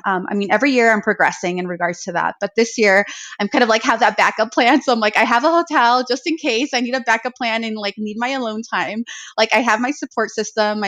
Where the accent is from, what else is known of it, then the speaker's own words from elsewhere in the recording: Arizona, United States; now in South Lake Tahoe, United States; I do have family back home where I grew up in Arizona